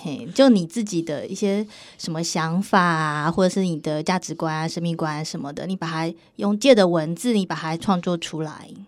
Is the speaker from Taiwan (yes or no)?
yes; Taiwan; 我们台湾人